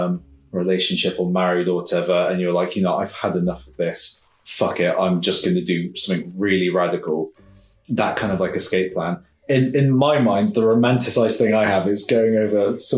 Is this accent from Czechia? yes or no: no; United Kingdom; us as stiff upper lip Brits